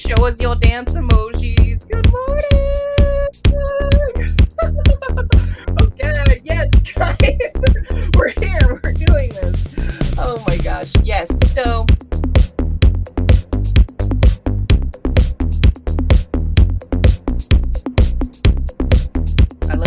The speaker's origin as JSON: {"language": "English", "town": "Albuquerque", "region": "New Mexico", "country": "United States", "tie": "born or raised there", "said": "Record Center here in my hometown."}